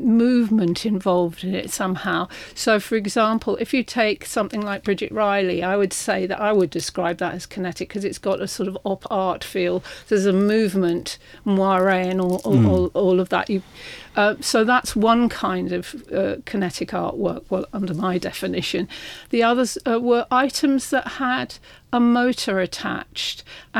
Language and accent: English; London, United Kingdom; I was from Putney